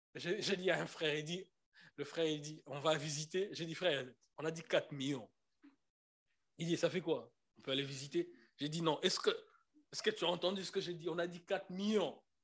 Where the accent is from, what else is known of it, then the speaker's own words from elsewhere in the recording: Kinshasa, DR Congo; moved away; je suis congolais de Kinshasa. On a un problème des E et des E.